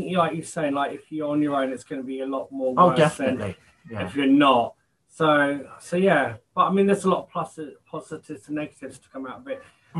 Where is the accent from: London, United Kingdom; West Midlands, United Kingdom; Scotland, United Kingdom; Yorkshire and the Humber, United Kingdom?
London, United Kingdom; I'm London born and bred